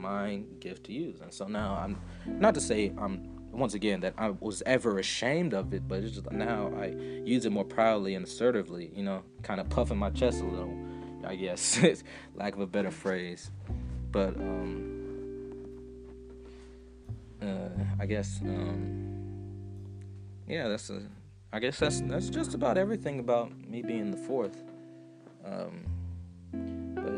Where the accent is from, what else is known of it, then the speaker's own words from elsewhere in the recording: Atlanta, Georgia, United States; moved away as an adult; growing up in Atlanta